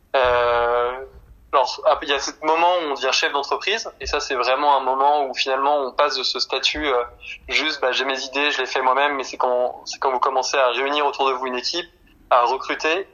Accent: Nantes, Pays de la Loire, France; Je suis nantais

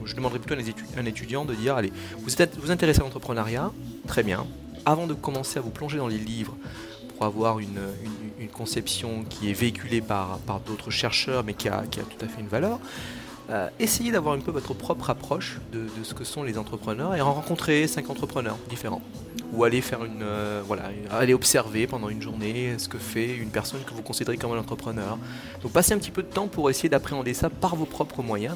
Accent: Mauritius; now in Toulouse, France; dans mon pays d'origine, euh, l'île Maurice

